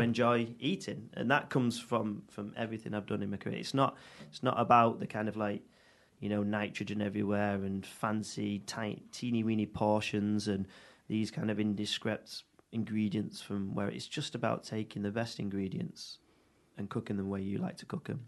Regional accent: Audenshaw, North West England, United Kingdom; I'm from Manchester, from Audenshaw originally. Um, born born and bred.

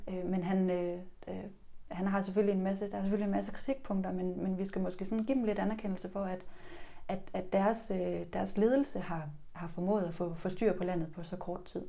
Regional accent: Denmark

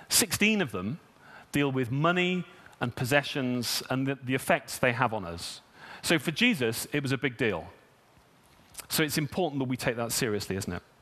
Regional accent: United Kingdom; You know, I'm British. My money's mine.

